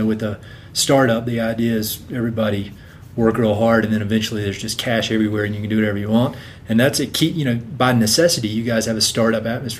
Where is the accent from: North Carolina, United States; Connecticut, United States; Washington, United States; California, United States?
North Carolina, United States; I'm here from North Carolina.